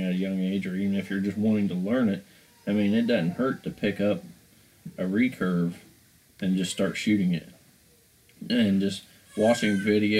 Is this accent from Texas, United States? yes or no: no; Crooksville, Ohio, United States; my hometown that I'm from, which is Crooksville, a little podunk town